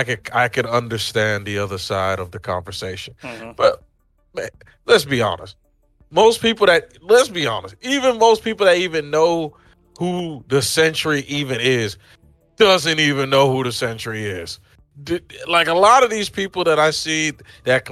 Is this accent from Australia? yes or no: no; Nigeria; me being Nigerian